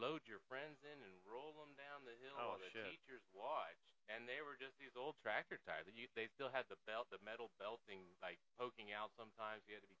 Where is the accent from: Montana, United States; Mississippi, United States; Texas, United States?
Texas, United States; Austin; born and raised in Austin, South Austin, Southwest Austin, near the Oak Hill area.